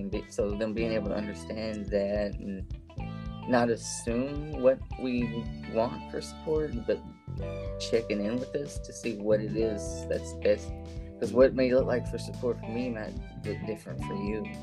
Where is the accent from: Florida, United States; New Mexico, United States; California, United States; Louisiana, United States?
Louisiana, United States; Shreveport; moved away as an adult; also born or lived in Oklahoma / New Orleans; now in Arkansas, United States; I was born in Oklahoma, but I grew up in Louisiana around the Shreveport area.